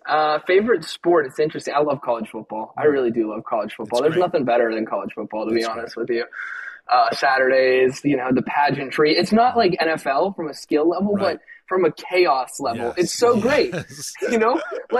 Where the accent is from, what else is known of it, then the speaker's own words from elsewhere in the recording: Arizona, United States; I'm from Arizona